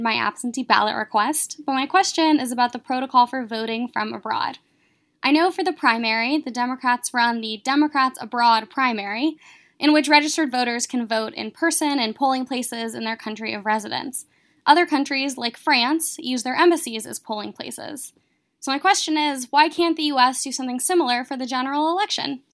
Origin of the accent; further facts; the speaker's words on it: Atlanta, Georgia, United States; I'm from Atlanta, but I'm moving to the U K for grad school later this month.